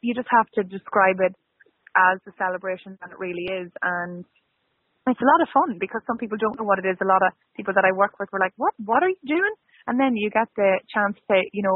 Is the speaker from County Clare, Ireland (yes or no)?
no; Cooley, County Louth, Ireland; moved away as an adult; now in Toronto, Canada; I'm from here, I'm from County Louth, I'm Cooley, and I grew up with the Rose of Tralee